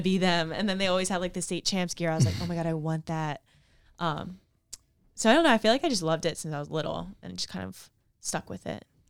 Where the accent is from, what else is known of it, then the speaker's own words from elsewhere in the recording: Ocean City, New Jersey, United States; I grew up in Ocean City, New Jersey